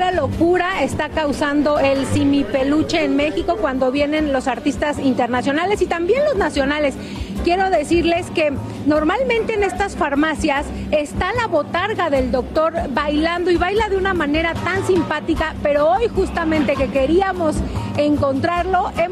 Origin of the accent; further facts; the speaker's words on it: Chile; También conozco al doctor Simi, yo soy de Chile y en Chile también está...